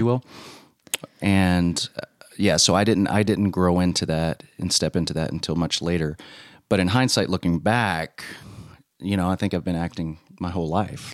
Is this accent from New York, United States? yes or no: no; Louisiana, United States; moved away as an adult; also born or lived in Texas; I grew up in Louisiana.